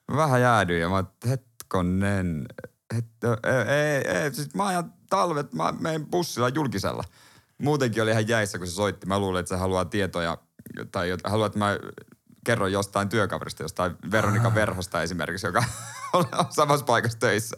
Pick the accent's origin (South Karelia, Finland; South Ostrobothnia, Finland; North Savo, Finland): South Ostrobothnia, Finland; Seinäjoki; now in Helsinki, Finland; totta kai mä oon Seinäjoelta